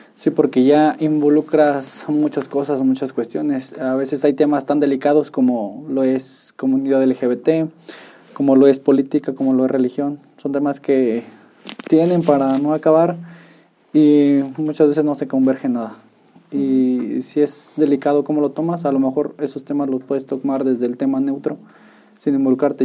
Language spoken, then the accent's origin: Spanish; Tolimán, Querétaro, Mexico; yo soy de Tolimán